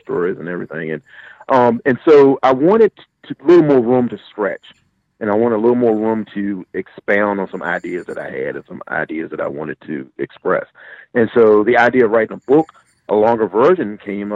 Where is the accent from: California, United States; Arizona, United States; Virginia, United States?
Virginia, United States; Gloucester; also born or lived in Mathews, Virginia; I live near the Chesapeake Bay, and my town is Gloucester, Virginia. That's where I was born and raised.